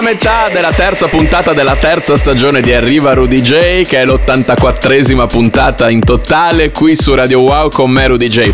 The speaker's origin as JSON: {"language": "Italian", "town": "Bologna", "region": "Emilia-Romagna", "country": "Italy", "said": "io sono di Bologna"}